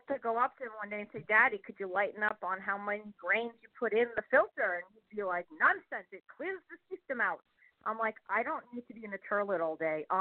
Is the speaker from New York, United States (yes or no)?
yes; New York, United States; as a New Yorker